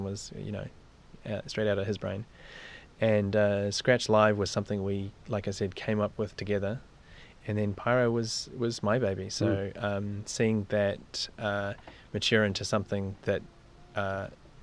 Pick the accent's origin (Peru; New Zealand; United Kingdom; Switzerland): New Zealand; moved away; We're both from New Zealand, but we met in Las Vegas